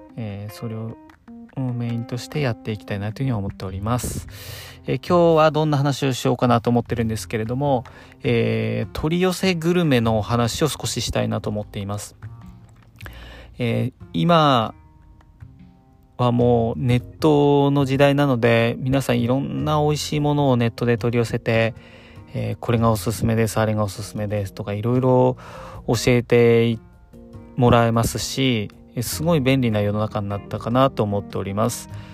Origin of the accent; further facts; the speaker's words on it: Kanto, Japan; 関東の僕